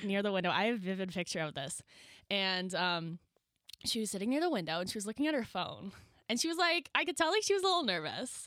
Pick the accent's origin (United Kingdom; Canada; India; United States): Canada; New Brunswick; I am from Lowell, New Brunswick